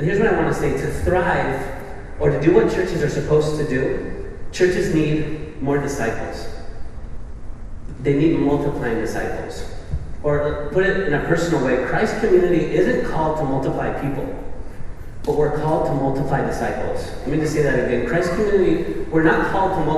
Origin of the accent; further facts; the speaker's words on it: Spain; We're all from Spain